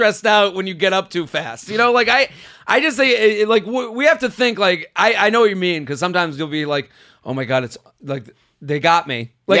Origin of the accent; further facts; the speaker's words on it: England, United Kingdom; now in Canada; So this, as an English girl living in Canada and have dated my way around the world, I've encountered both types of penis.